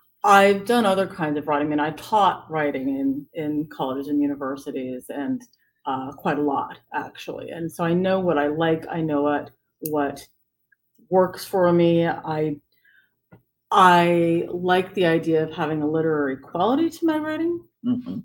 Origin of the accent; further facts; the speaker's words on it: San Francisco, California, United States; When I told them I was from San Francisco, their eyes just lit up. And, you know, growing up, my mother would tell me, you're from someplace very special.